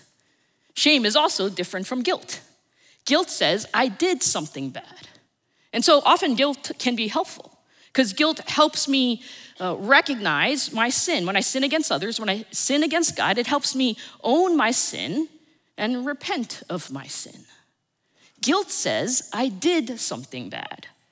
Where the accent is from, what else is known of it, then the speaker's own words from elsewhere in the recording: suburbs of New Jersey, United States; also born or lived in New York City, New York; I was born in New York City. And at the age of four, they moved us to the suburbs of New Jersey. And so I grew up in this little town